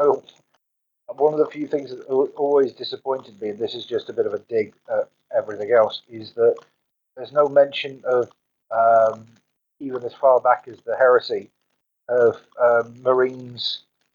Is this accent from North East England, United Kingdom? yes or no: no; Swansea, Wales, United Kingdom; the town that I grew up in Swansea